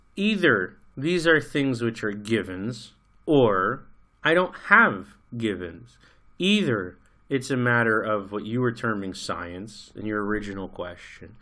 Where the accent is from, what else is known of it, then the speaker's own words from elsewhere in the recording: United States; moved away as an adult; I grew up in America. I lived there for twenty-five years